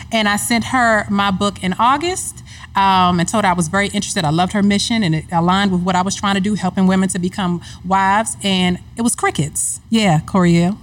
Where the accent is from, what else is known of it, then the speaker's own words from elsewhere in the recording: Hyattsville, Maryland, United States; moved away; I'm from Hyattsville, Maryland, in the household with Ruth and Thomas, my first example of marriage